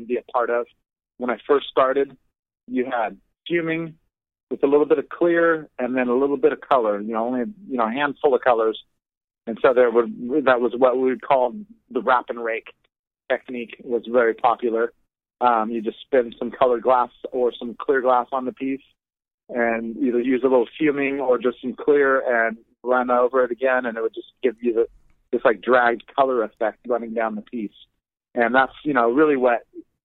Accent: Southern Oregon, United States; I was actually born and raised in Oregon. Southern Oregon, even

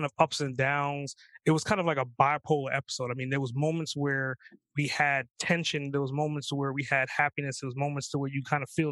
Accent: New York, United States; also born or lived in Trinidad; I grew up in New York

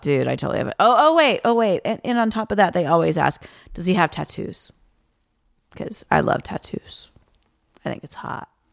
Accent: Tennessee, United States; also born or lived in Louisiana; now in Los Angeles, United States; I'm originally from Tennessee

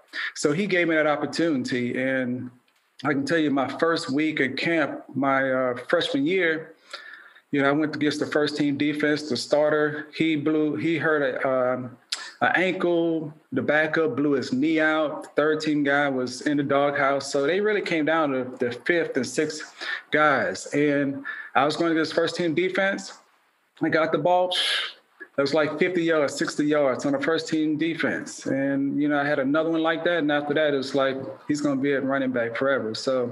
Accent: Baton Rouge, Louisiana, United States; also born or lived in New Orleans; I was born in New Orleans and raised in Baton Rouge. So I'm one of six.

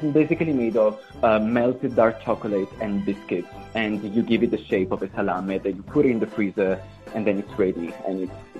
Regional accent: Milan, Lombardy, Italy; moved away as an adult; now in Durban, South Africa; I'm from Milan. Milano.

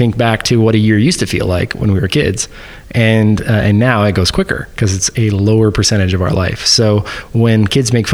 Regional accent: Texas, United States; I grew up in Texas

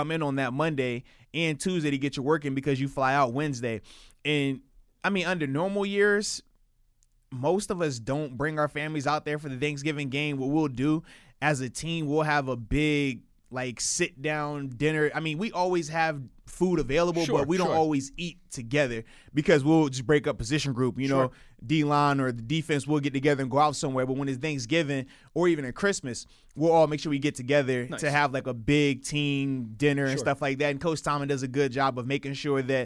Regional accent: East Coast, United States; moved away; in my hometown, like, we're playing near D.C., Carolina, Philly, New York, like, any of those places, because a lot of my folks on the East Coast

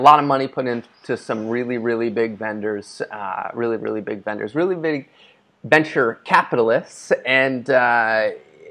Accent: New York, United States; moved away as an adult; also born or lived in Rhode Island; I come from New York to Puritan New England

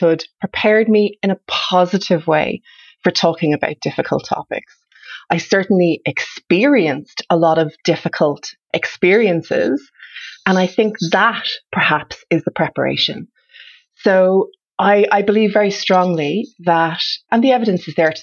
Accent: Ireland; moved away; also born or lived in Canada; I grew up in Ireland. I grew up in Ireland in the 70s and 80s

